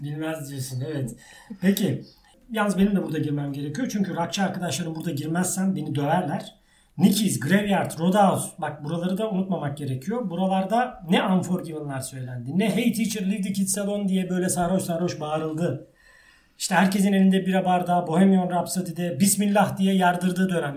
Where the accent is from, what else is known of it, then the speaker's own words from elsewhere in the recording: Ankara, Turkey; moved away as an adult; now in Istanbul, Turkey; İstanbul'da doğdum. Ee, sonra Ankara yani esasında hayatımın çoğu Ankara'da geçti.